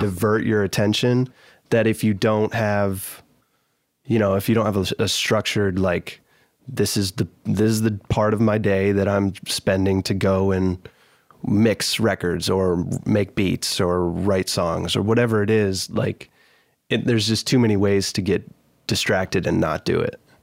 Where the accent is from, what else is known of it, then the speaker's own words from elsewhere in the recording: Michigan, United States; moved away as an adult; also born or lived in Danville, Pennsylvania; now in Nashville, United States; my family moved to Michigan when I was, like, nine or ten